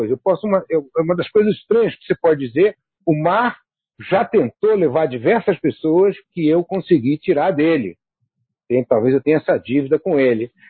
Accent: Rio de Janeiro, Brazil; now in Rio Grande do Norte, Brazil; Porque eu nasci na Urca.

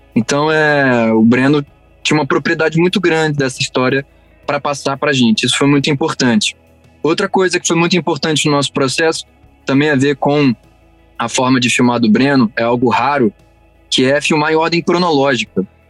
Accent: Rio de Janeiro, Brazil; also born or lived in Barra da Tijuca, Rio de Janeiro; eu passei minha vida inteira, minha infância inteira na Tijuca, cresci lá

